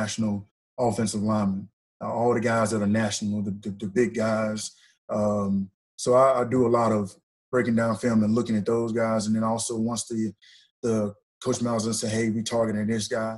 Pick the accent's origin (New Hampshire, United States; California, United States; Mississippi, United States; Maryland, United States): Mississippi, United States; Ripley; moved away as an adult; also born or lived in Auburn, Alabama; I'm originally from North Mississippi. Played at Ripley High School, Ripley Tigers.